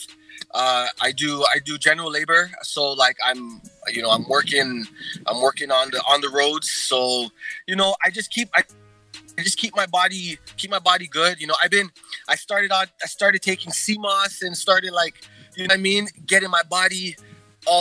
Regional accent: Kingston, Jamaica; I was born in Kingston, Jamaica

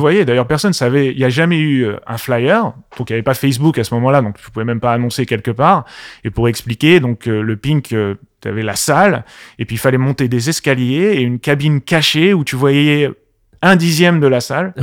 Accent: Paris, Île-de-France, France; also born or lived in Marseille; À la base, je suis parisien. Je suis du Paris Paris 15e.

